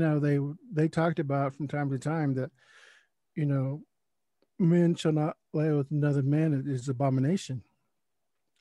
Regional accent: Oklahoma City, Oklahoma, United States; I grew up in Oklahoma City, but my grandmother lived in rural Oklahoma.

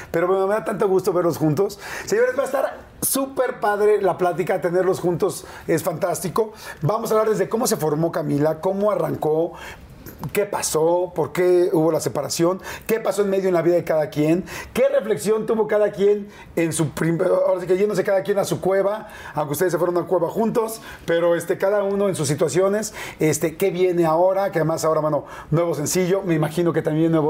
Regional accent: Torreón, Coahuila, Mexico; moved away; also born or lived in Mexico City / Los Angeles; Soy de Torreón, pero después me fui al DF.

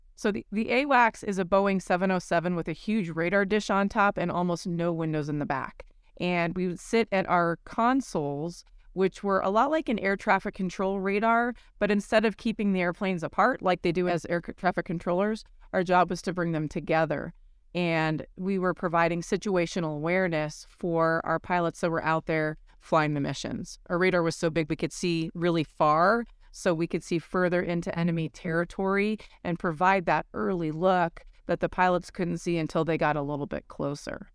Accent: Colorado, United States; flying the F sixteen for the Colorado Air National Guard for years, my home state

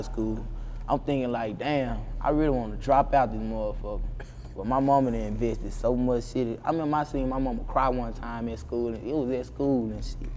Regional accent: Arkansas, United States; I'm from Arkansas. I ain't used to being around no whole lot of people.

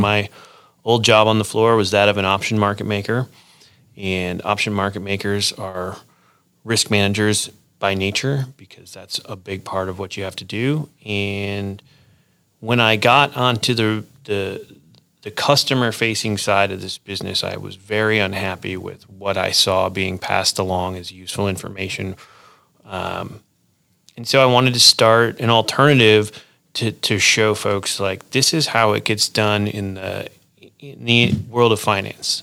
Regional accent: Wisconsin, United States; moved away as an adult; also born or lived in Chicago, Illinois; now in Fort Collins, United States; I grew up in Wisconsin

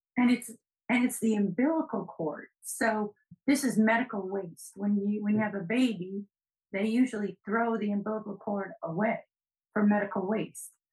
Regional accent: New England, United States; I'm from New England

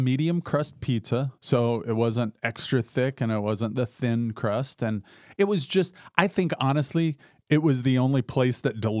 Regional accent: Indiana, United States; That's too close to what we grew up with in Southern Indiana.

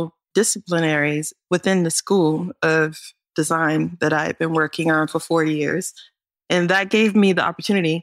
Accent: North Carolina, United States; I'm from North Carolina.

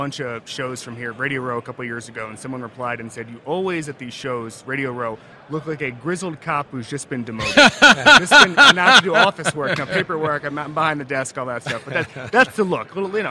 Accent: Orlando, Florida, United States; My hometown team, the Magic

